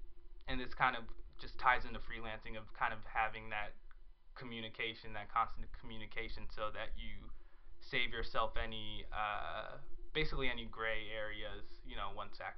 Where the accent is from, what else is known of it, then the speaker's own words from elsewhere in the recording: Chicago, Illinois, United States; So I've been out here for 2 years, and I come from Chicago. Moved here from Chicago.